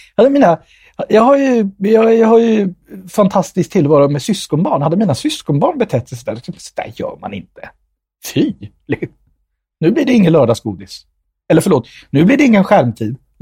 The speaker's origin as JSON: {"language": "Swedish", "town": "Nyköping", "region": "Södermanland", "country": "Sweden", "also_born_or_lived": "India", "said": "om de frågar var jag kommer ifrån, när jag säger Nyköping"}